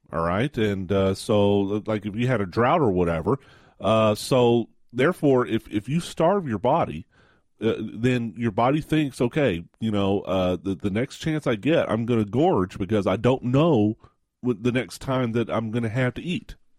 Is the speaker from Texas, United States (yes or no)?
yes; West Texas, United States; I grew up in West Texas